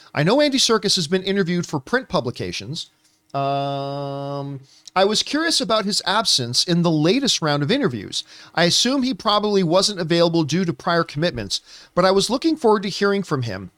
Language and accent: English; Canada; growing up in Canada